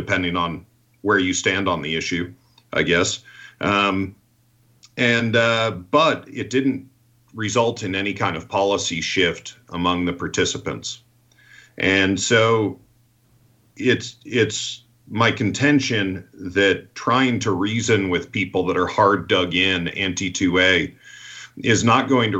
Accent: Rhode Island, United States; moved away; I'm from Rhode Island originally, and in Rhode Island and Massachusetts, it's a very Catholic area

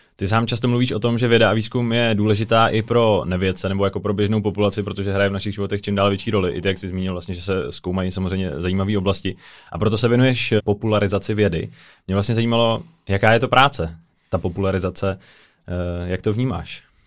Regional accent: Czechia; že jsme z České republiky

